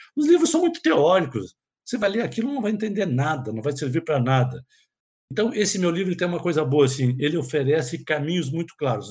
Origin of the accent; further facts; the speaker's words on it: Porto Alegre, Rio Grande do Sul, Brazil; eu sou psiquiatra, sou psicoterapeuta, eu sou de Porto Alegre